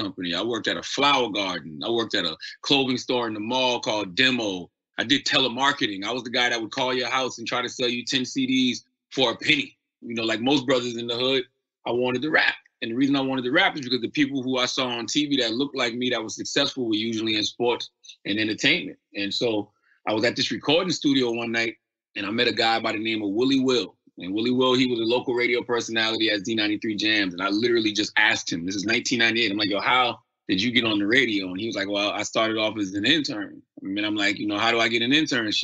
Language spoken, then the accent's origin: English; Moncks Corner, South Carolina, United States; moved away; also born or lived in Charleston, South Carolina; I was living in Monk's Corner, South Carolina, where I'm from. I was born in Charleston, South Carolina, raised in Monk's Corner.